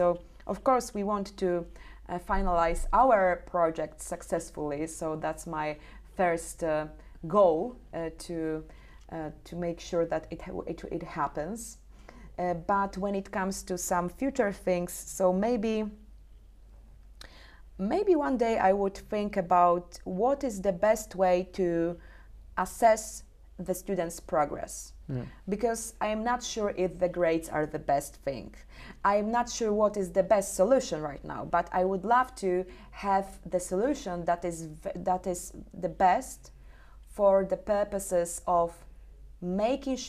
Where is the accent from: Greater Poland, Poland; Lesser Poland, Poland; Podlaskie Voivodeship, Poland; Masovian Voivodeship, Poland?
Podlaskie Voivodeship, Poland; Suwałki Region; our region, nearby my hometown, which is Suwalszczyzna